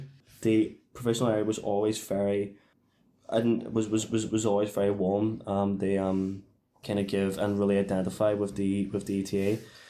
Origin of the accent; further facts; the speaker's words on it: Ireland; I think it definitely applies to us as Irish people.